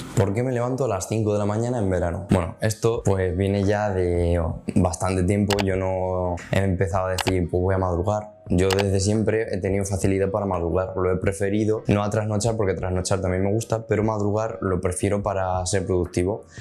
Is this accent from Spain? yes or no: yes; Spain; soy de Portellano